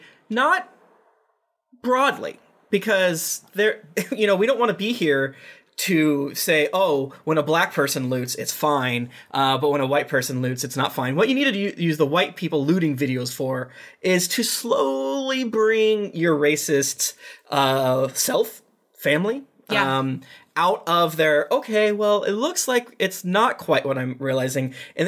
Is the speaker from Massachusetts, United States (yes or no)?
yes; Boston, Massachusetts, United States; And I'm from Boston.